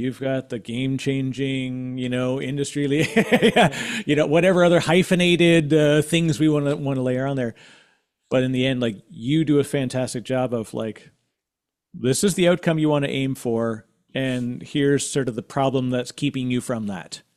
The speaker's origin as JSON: {"language": "English", "country": "Canada", "said": "as a Canadian, uh, uh, I used to, I worked in financial services for a long time"}